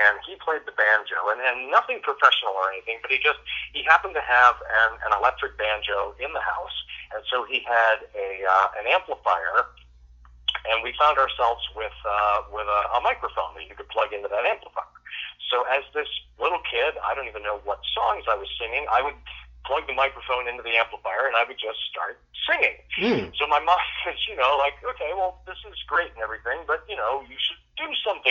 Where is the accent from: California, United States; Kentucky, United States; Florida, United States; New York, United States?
Florida, United States; Fort Lauderdale; I was born in Fort Lauderdale in Broward General Hospital